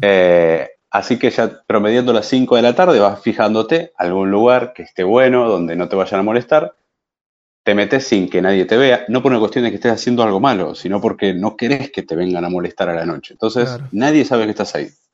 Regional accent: Argentina; Pero yo soy argentina, soy argentino, vivo en este momento acá

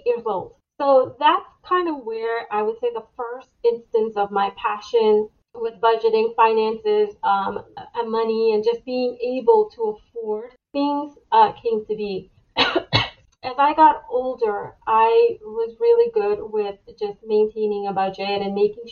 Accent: New York, United States; moved away as an adult; now in Florida, United States; I moved from New York, where I was raised, to Florida

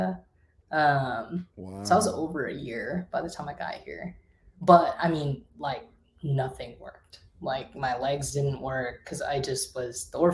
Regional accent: Minnesota, United States; also born or lived in China; I was born in China. I was adopted. I was raised in Minnesota.

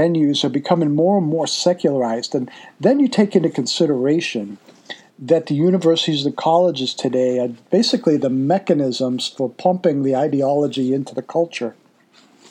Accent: Massachusetts, United States; moved away; I'm originally from Massachusetts

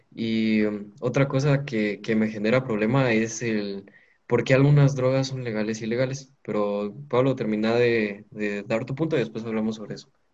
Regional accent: Guatemala; como sociedad guatemalteca

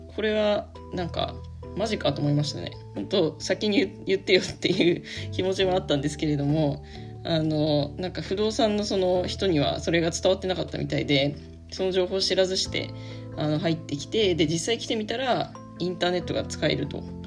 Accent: Yamagata, Japan; moved away; 私はもともと山形県山形市っていうとこのあの出身なので

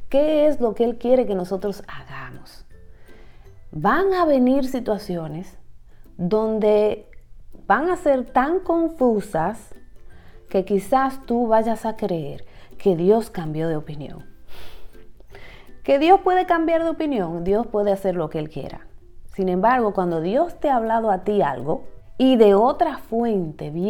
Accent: Dominican Republic; puede tener cierto tigueraje, como decimos en mi país, cierta astucia en la forma como maneja la información.

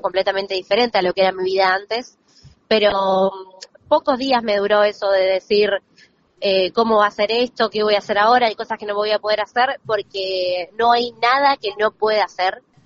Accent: La Plata, Buenos Aires Province, Argentina; moved away; soy platense, yo nací y me crié allá

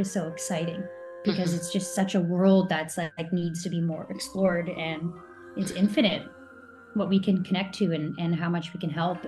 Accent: Canada; I'm a Canadian.

